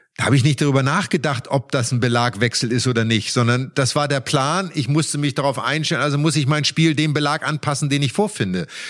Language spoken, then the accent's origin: German; Germany; für uns Deutschen, weil wir wir sind auf sehr schnellem Teppichbelag im Winter aufgewachsen